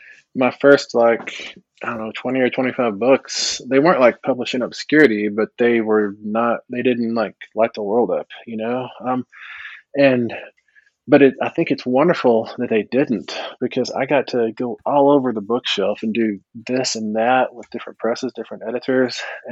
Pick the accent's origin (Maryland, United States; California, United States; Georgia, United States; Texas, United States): Texas, United States; And I was growing up in Texas mostly. And so I was always the only Indian in school.